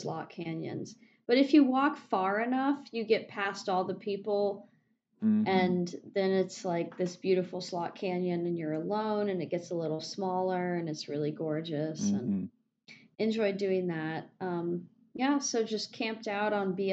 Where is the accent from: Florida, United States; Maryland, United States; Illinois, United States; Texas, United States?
Florida, United States; Clearwater; Went to a lot of parks, spent a lot of time on the beach because I'm from Clearwater, Florida